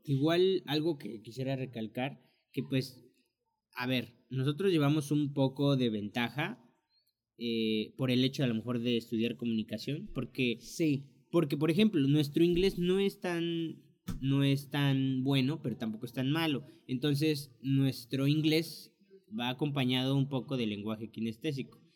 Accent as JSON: {"language": "Spanish", "country": "Mexico", "moved": "as an adult", "lives_now": "United States", "said": "nosotros dos que somos mexicanos"}